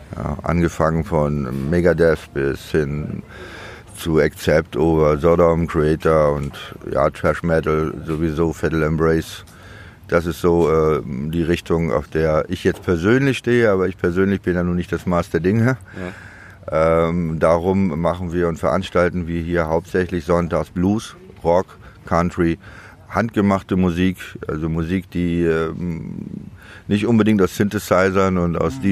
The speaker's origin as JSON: {"language": "German", "town": "Demmin", "region": "Mecklenburg-Vorpommern", "country": "Germany", "tie": "born or raised there", "also_born_or_lived": "Chemnitz / Düsseldorf", "moved": "yes", "lives_now": "Berlin, Germany", "said": "geboren in Demmin und aufgewachsen und habe aber 77 äh, MacPom verlassen und bin nach Chemnitz gezogen"}